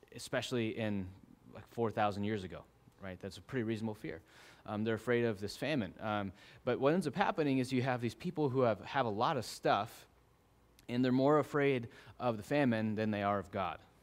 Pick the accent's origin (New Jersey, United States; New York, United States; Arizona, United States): Arizona, United States; growing up in Arizona